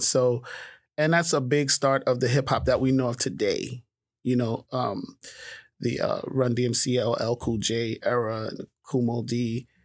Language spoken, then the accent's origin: English; New York City, New York, United States; I grew up in Harlem